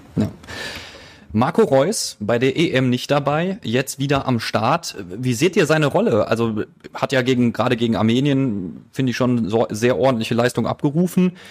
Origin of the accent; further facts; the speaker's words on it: Essen, North Rhine-Westphalia, Germany; als Essener